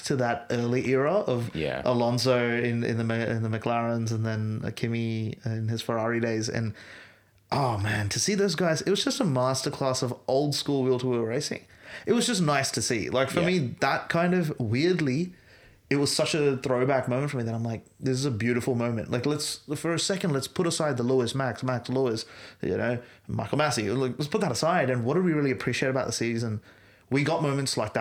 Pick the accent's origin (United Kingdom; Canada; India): India; Bangalore, Karnataka; I grew up in Bangalore